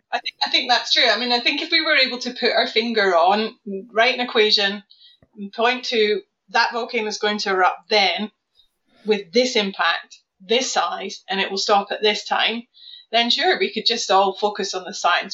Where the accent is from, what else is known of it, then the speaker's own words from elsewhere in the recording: South Lanarkshire, Scotland, United Kingdom; now in Norwich, United Kingdom; I grew up near an uh, old Devonian volcano called Tinto, Tinto Hill in South Lanarkshire